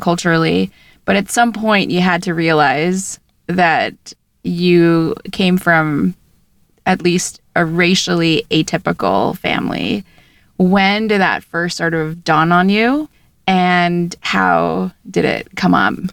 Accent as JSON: {"language": "English", "country": "Philippines", "tie": "born or raised there", "moved": "yes", "said": "I grew up in the Philippines and I speak both Tagalog"}